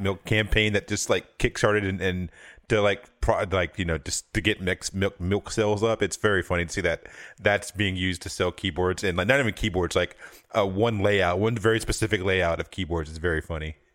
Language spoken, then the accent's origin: English; the South, United States; I'm from the South